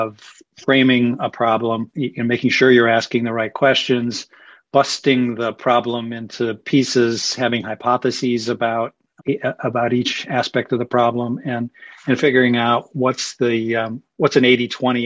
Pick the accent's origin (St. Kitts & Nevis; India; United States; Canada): United States; Cleveland, Ohio; moved away as an adult; I grew up in Cleveland, went to Harvard College